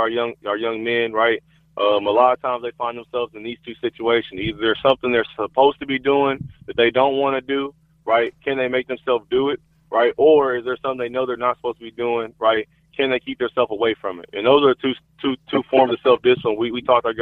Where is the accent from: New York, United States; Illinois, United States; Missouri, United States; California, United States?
Missouri, United States; Kansas City; also born or lived in Nebraska; staying here in Kansas City and continue to mentor the youth of my hometown